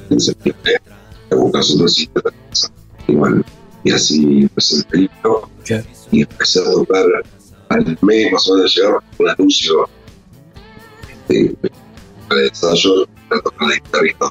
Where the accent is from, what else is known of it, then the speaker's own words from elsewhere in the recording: Buenos Aires, Argentina; moved away as an adult; also born or lived in Lima, Peru; now in Madrid, Spain; Yo nací en el barrio de 11, por el 11, Sarmiento y el Burgo